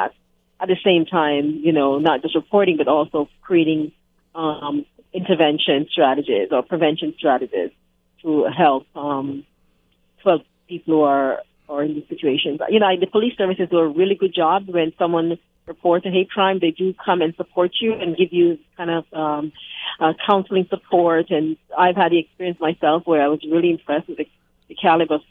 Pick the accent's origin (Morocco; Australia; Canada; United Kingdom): Canada; We are Canadians